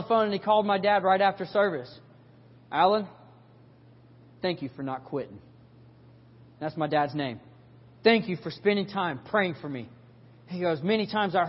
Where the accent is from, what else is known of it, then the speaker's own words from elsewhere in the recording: South Carolina, United States; We're from South Carolina